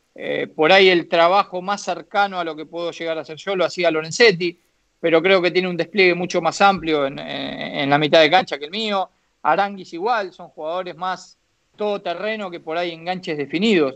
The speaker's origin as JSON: {"language": "Spanish", "country": "Argentina", "also_born_or_lived": "China", "moved": "as an adult", "said": "estaba en mi país, que estaba bien, que estaba con, mi familia, con mis amigos"}